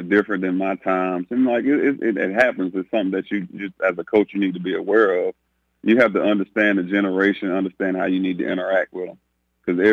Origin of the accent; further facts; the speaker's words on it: Winston-Salem, North Carolina, United States; moved away; Winston-Salem, which is my hometown